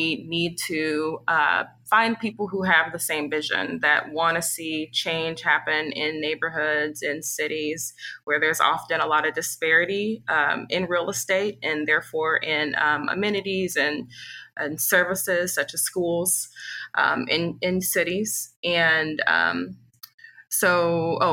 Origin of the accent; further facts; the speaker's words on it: Kansas City, Missouri, United States; moved away as an adult; also born or lived in Chicago; we're both originally from Kansas City as well. Grew up not too far from the neighborhood where we're developing